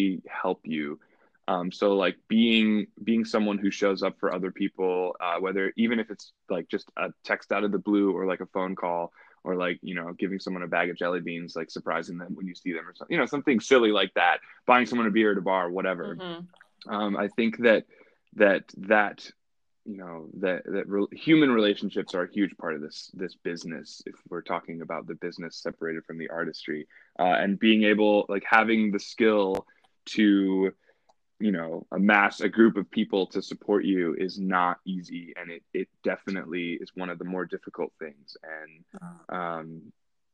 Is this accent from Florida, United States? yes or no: no; Savannah, Georgia, United States; moved away as an adult; also born or lived in Alexandria, Egypt; now in Chicago, United States; I was born in Alexandria, Egypt. And then when I was a kid, I moved to Savannah, Georgia. And I did, you know, like middle school, high school in Savannah.